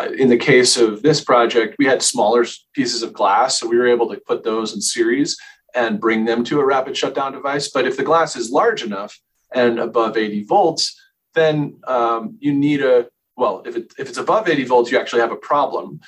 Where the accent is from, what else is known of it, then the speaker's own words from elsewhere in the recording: Bridgeport, Connecticut, United States; moved away as an adult; now in Boulder, United States; I was born in Bridgeport, Connecticut.